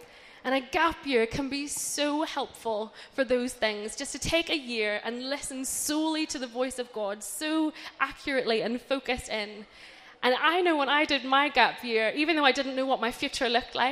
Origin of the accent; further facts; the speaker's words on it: Northern Ireland, United Kingdom; moved away as an adult; also born or lived in Brighton; I grew up in Northern Ireland my whole life, and then I moved to university in Brighton when I was 18 years old.